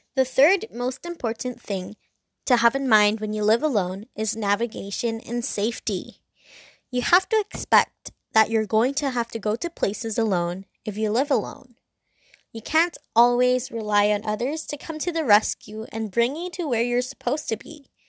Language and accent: English; Hong Kong; I'm from Hong Kong and it's very busy, it's very loud